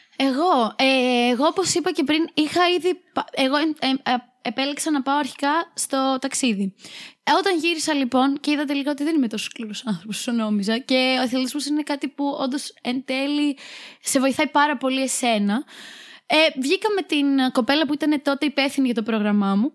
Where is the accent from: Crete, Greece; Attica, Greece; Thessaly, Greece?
Crete, Greece; Chania; moved away as an adult; now in Thessaloniki, Greece; Είμαι από τα Χανιά